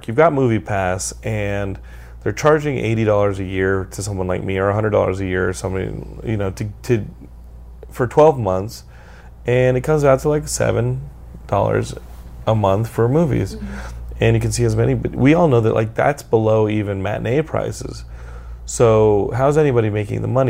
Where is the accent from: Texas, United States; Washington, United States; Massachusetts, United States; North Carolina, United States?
Texas, United States; I'm from Texas